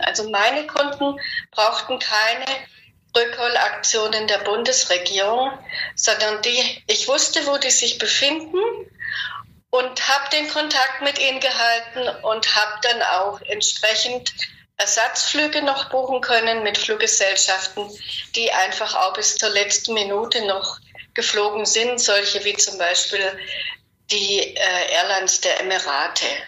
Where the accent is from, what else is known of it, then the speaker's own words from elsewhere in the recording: Germany; wir Deutsche